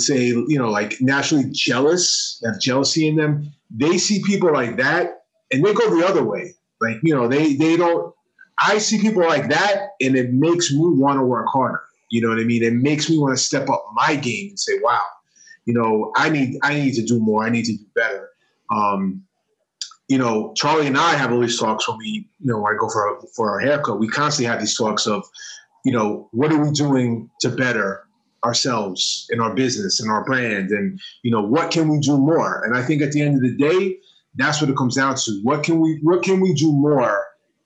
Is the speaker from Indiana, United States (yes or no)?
no; New York, United States; growing up in New York